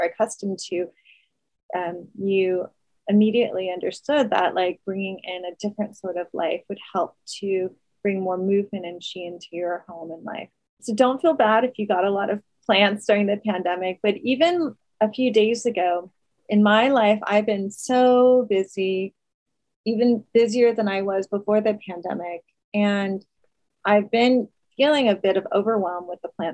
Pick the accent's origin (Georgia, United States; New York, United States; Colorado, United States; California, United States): New York, United States; New York City; being a New Yorker